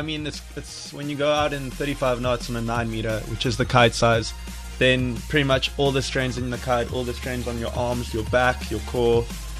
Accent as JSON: {"language": "English", "town": "Stellenbosch", "region": "Western Cape", "country": "South Africa", "tie": "born or raised there", "said": "my background's pretty much grew up in Stellenbosch, went to Paul Riss."}